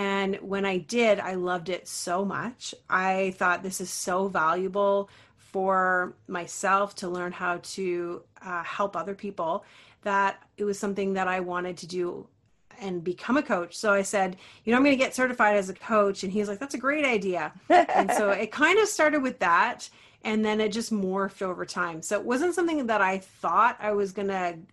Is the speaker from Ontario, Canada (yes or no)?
yes; Ontario, Canada; I'm from Ontario, Canada